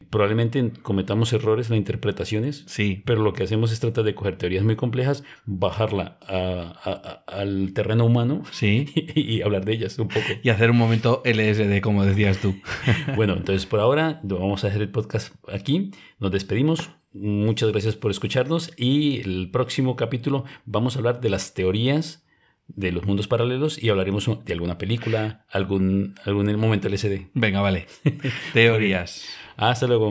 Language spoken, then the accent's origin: Spanish; Colombia; cuando presenté mi pasaporte como colombiano